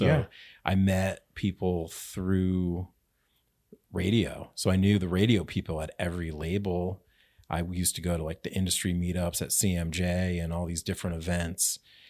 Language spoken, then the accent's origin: English; Connecticut, United States; now in Albany, United States; I grew up in Connecticut.